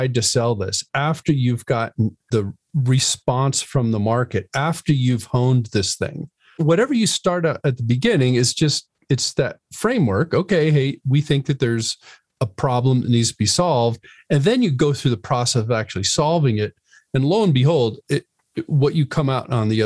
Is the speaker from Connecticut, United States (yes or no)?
yes; Connecticut, United States; I grew up in Connecticut